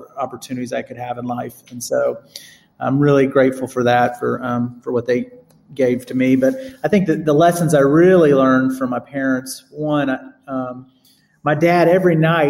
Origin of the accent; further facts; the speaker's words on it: Vestavia Hills, Alabama, United States; I grew up in Birmingham